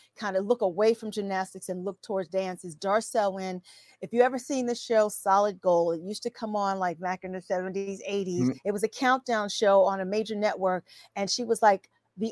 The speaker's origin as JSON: {"language": "English", "town": "New York City", "region": "New York", "country": "United States", "said": "Mary and I are New York City girls, even though she's from YO, from Yonkers, and I'm from Queens"}